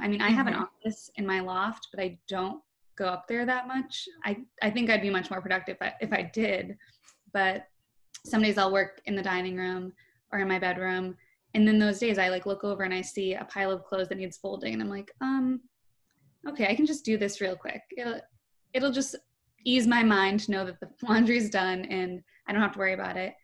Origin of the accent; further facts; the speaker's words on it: Boston, Massachusetts, United States; I'm from Boston